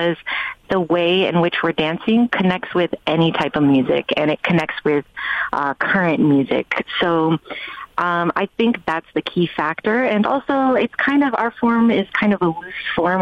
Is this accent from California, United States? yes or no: yes; Bay Area, California, United States; moved away; also born or lived in New York; I grew up here in the Bay Area, born and raised